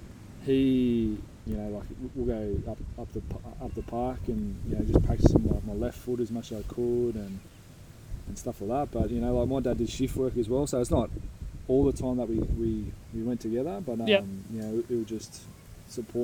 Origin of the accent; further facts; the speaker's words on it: Sydney, New South Wales, Australia; moved away as an adult; also born or lived in England; now in Borroloola, Australia; I think I was probably about one when I came to Australia, but I grew up in Como, which is in the south of Sydney